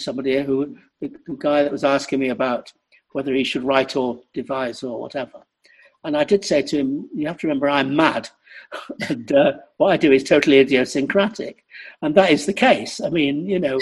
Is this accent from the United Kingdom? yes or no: yes; Salford, North West England, United Kingdom; I am a Mancunian, by the way. Actually, I'm from Salford.